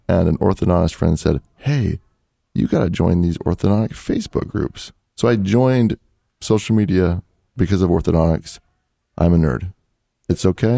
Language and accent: English; Salt Lake City, Utah, United States; also born or lived in Portugal; I grew up in Salt Lake City, Utah